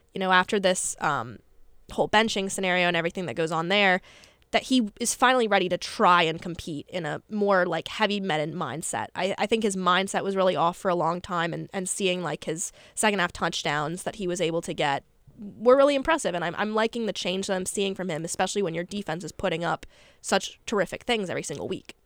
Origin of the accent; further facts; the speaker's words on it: United States; I'm from Carolina